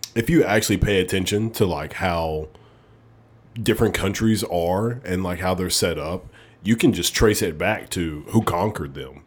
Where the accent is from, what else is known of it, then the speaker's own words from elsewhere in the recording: Alabama, United States; moved away as an adult; also born or lived in North Dakota; I'm from Alabama.